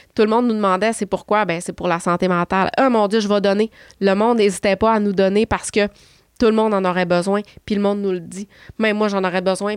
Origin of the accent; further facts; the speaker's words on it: Chicoutimi, Quebec, Canada; je suis de Chicoutimi